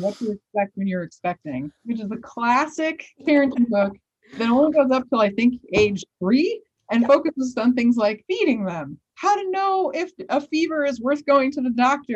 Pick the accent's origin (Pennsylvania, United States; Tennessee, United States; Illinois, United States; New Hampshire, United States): Illinois, United States; Chicago; as a child growing up in the South Side of Chicago in the late 80s and early 90s